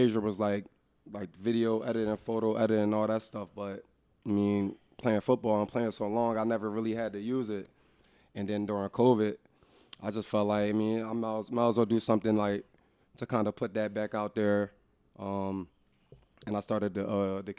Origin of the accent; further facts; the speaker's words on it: Darby, Pennsylvania, United States; moved away as an adult; also born or lived in Calgary, Canada; I'm from Derby.